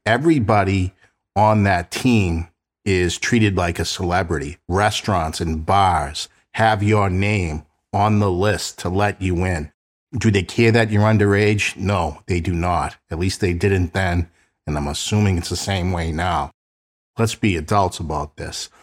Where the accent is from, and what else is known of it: Boston, Massachusetts, United States